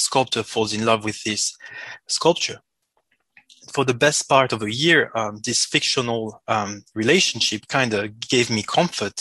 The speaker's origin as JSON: {"language": "English", "country": "Switzerland", "tie": "born or raised there", "first_language": "French", "second_language": "English", "said": "I was born in Switzerland and my main language is French. So I apologize for the accent"}